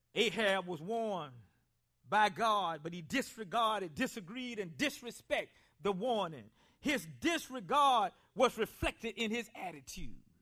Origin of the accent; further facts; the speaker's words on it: Columbia, South Carolina, United States; growing up in Columbia, South Carolina, I spent a lot of time around older people. I was raised by my grandparents